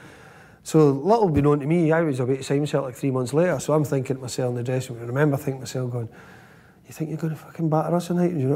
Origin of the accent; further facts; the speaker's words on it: Scotland, United Kingdom; we're Scottish